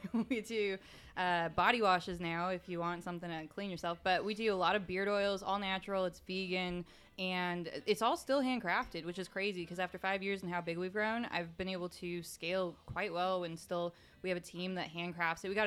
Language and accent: English; California, United States; moved away as an adult; also born or lived in North Carolina / Portland / Seattle; now in Nashville, United States; I'm from California, all over. I lived in northern Okay. and southern.